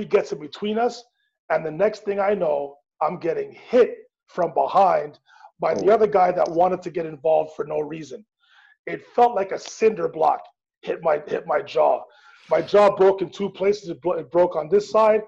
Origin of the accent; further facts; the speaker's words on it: Montreal, Quebec, Canada; my hometown of Montreal